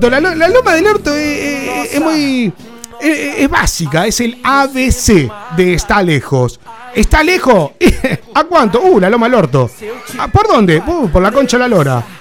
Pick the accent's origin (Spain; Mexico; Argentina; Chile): Spain; Seville, Andalusia; eh, soy de Sevilla.